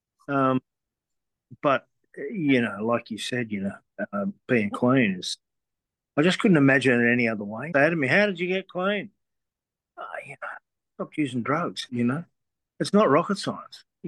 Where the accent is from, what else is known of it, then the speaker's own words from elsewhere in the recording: Sydney, New South Wales, Australia; I grew up on the North Shore of Sydney